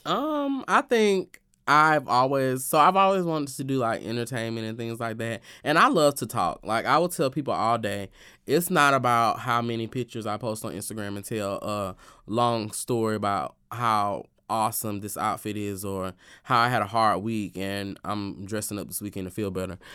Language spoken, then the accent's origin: English; Alabama, United States; moved away; my hometown of Alabama